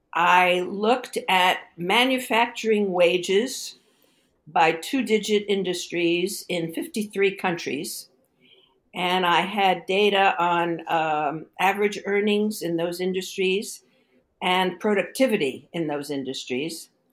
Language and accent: English; New York City, New York, United States; moved away as an adult; also born or lived in Stanford, California; I grew up in Brooklyn, New York